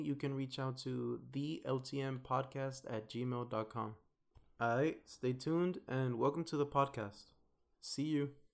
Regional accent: Los Angeles, California, United States; moved away as an adult; now in Philadelphia, United States; I'm from Watts, Los Angeles. I went to school in Los Angeles and now I'm here studying in Philly

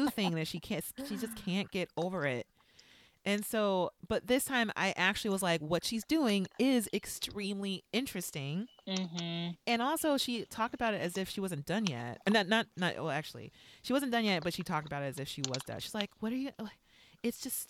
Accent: Los Angeles, California, United States; I'm from Los Angeles

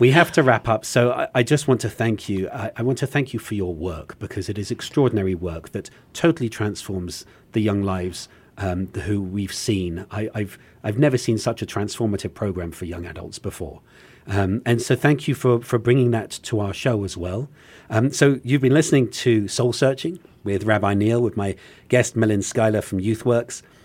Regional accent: England, United Kingdom; as an Englishman

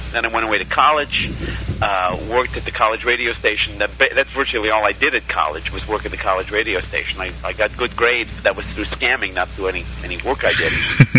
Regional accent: Buffalo, New York, United States; I grew up in Buffalo, New York. Dad was a railroad man. My mom worked in a department store

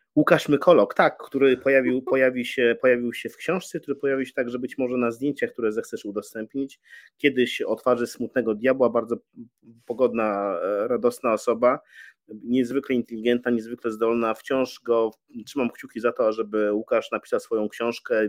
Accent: Białystok, Podlaskie Voivodeship, Poland; moved away as an adult; also born or lived in Warsaw; Przyjechałem na Jelonki z Białego Stoku, z mojego rodzinnego miasta

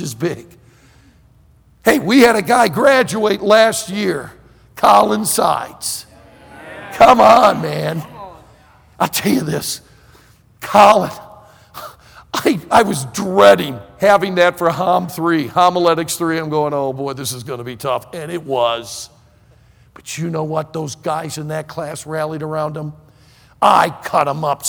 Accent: Leelanau County, Northern Michigan, United States; moved away as an adult; also born or lived in Pensacola, Florida; I'm a freshman from Northern Michigan sitting in my dorm room in Pensacola, Florida

